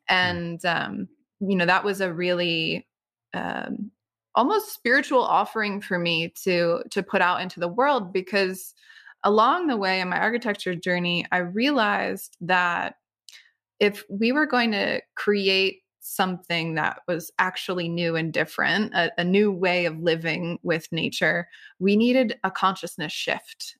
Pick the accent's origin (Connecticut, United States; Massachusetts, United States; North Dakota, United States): Connecticut, United States; I grew up in Connecticut on the lands of the Niantic Indian tribe